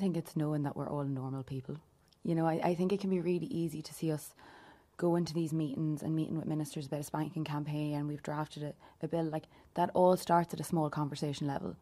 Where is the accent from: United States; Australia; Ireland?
Ireland; Louth, Leinster; I am from Louth and I'm twenty-four years old as well